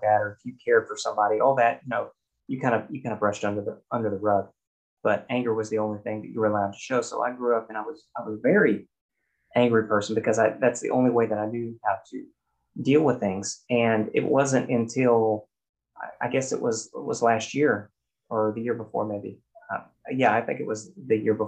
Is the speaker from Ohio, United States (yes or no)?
no; Oklahoma, United States; growing up in Oklahoma and that kind of thing, in a very masculine environment